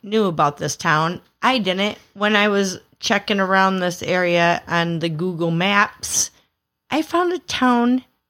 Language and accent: English; southern Lower Michigan, United States; I'm from the southern part of lower Michigan.